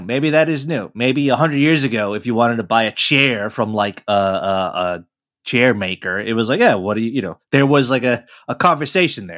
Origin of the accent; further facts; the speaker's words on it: New York, United States; I'm, uh, you know, as American as apple pie, grew up in New York